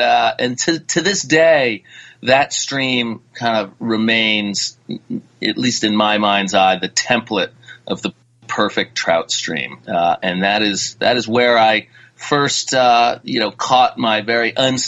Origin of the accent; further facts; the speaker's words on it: New England, United States; moved away; also born or lived in Connecticut / New Hampshire / Vermont; I'm a New Englander. I spent time in Connecticut, New Hampshire, and Vermont before moving out west.